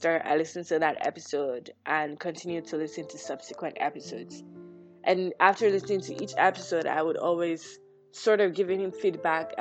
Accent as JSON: {"language": "English", "country": "Nigeria", "said": "I, as a Nigerian, would only know about Nigeria, or even down to my ethnic group, the Yoruba ethnic group"}